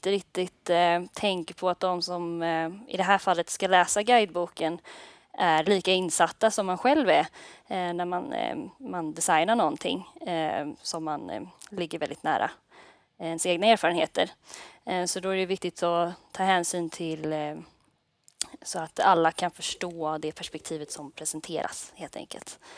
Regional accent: Ljungskile, Västra Götaland, Sweden; moved away as an adult; now in Gothenburg, Sweden; och ehm, jag kommer faktiskt från Ljungskile från början men så har jag flyttat till Göteborg nu för att studera.

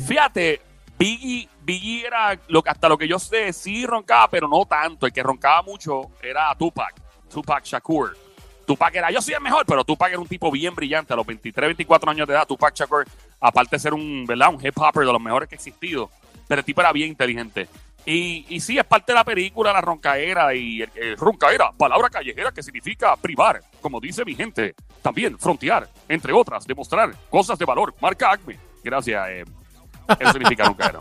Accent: Puerto Rico; hay personas que no son de nuestro país

